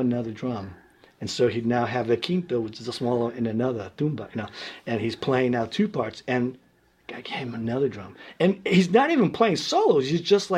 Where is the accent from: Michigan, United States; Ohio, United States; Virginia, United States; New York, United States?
New York, United States; New York City; I was born in Red Hook Projects, and my mom, too, like a single mom.